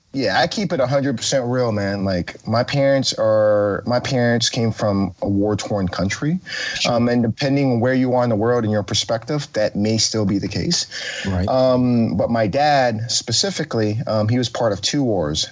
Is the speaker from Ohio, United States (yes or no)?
no; Oakland, California, United States; I grew up in Oakland. I was born in 85.